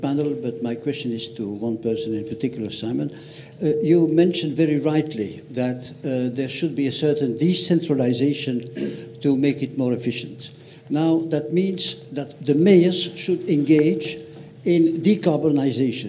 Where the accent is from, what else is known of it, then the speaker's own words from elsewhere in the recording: Belgium; I'm from Belgium